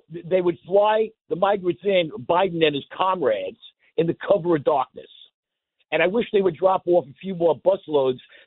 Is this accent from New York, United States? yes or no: yes; Nassau County, New York, United States; I grew up in Nassau County